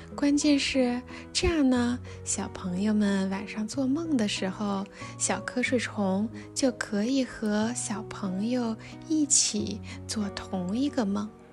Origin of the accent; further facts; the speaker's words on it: Wuhan, Hubei, China; moved away as an adult; also born or lived in Beijing; 离开了北京，带着女儿回到我的家乡。对，是武汉。我们住在汉口这边的江岸区